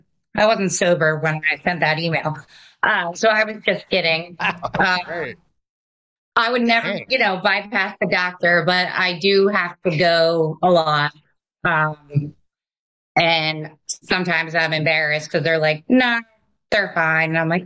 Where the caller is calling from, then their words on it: West Chester, Pennsylvania, United States; Westchester, Pennsylvania.